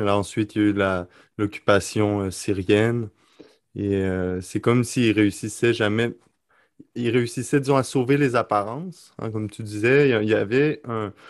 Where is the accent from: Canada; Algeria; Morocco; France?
Canada; Quebec City, Quebec; also born or lived in Lebanon / Rome; Je suis en direct euh, de Québec, ma ville, ma ville natale